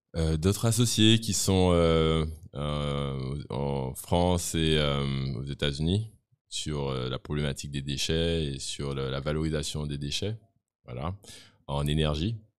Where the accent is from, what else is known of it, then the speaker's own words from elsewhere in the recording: Guadeloupe; je suis Guadeloupéen de 37 ans